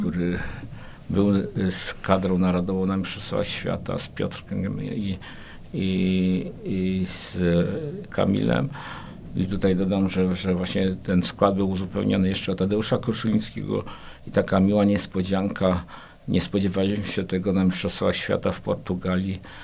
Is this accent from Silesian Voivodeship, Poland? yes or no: no; Kraków, Lesser Poland, Poland; now in Płock, Poland; jako urodzony Krakus